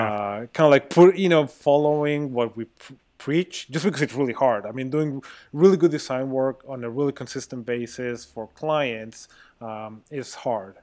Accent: Mexico; moved away; I'm a designer, I'm originally from Mexico

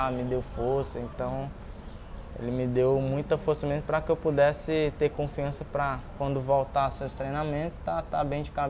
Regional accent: Ceará, Brazil; moved away; Quando saí do Ceará, eu não tinha muita.

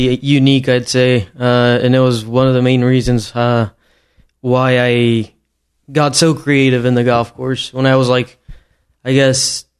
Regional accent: Mexico; moved away; my hometown in Mexico

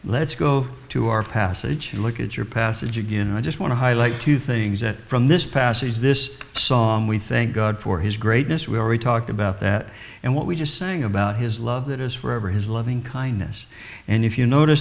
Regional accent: Kansas, United States; moved away; I was raised in the Midwest in Kansas

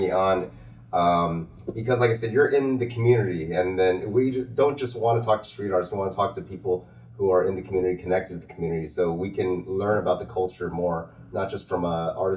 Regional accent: West Covina, California, United States; born or raised there

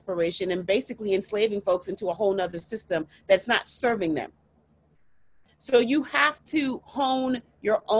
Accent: United States; I am Nigerian American. I'm first generation American

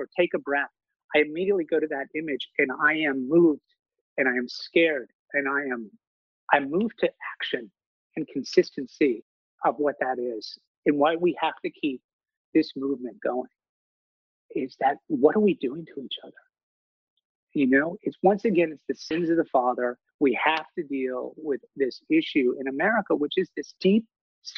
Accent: Maine, United States; moved away; growing up in Maine, in a rural community, we have long winters

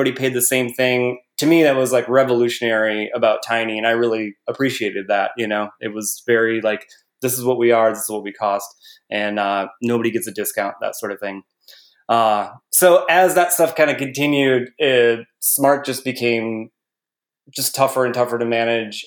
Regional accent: Midwest, United States; I grew up in the Midwest

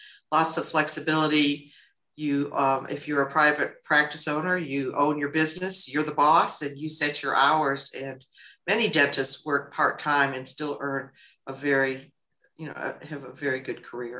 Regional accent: Michigan, United States; moved away as an adult; also born or lived in Illinois; now in Augusta, United States; I'm a native of Michigan, born and raised in Michigan. I'm a first generation college student.

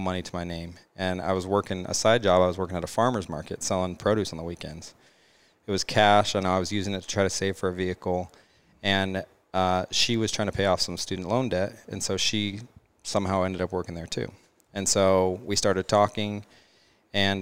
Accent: Mesa, Arizona, United States; I'm from Mesa, Arizona.

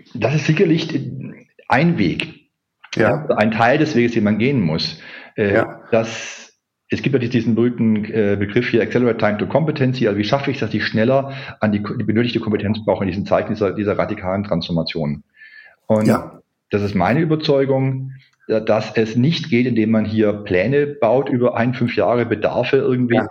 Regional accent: Ulm, Baden-Württemberg, Germany; moved away as an adult; also born or lived in Heidelberg; da war ich bei der Volkshochschule in Ulm

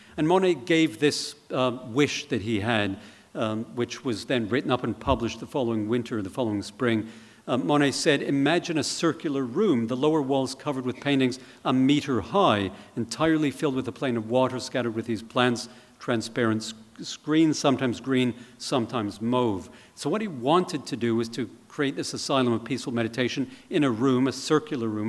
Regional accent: Canada; as a Canadian

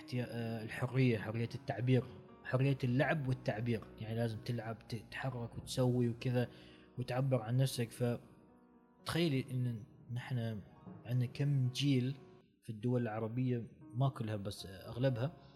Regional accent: Oman; نحن عندنا في عمان بالتحديد

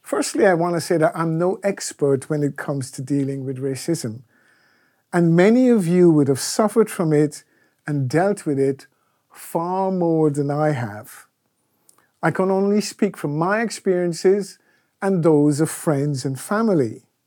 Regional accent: Guyana; moved away; When I was growing up in Guyana

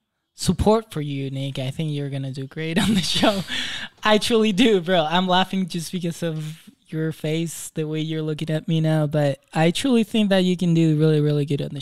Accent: Madrid, Community of Madrid, Spain; accent: Spanish; English is a second language; moved away; also born or lived in Latin America; I'm from Madrid. I'm from Spain.

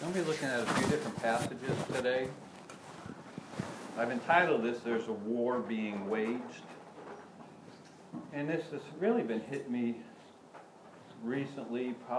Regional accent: United States; growing up in America

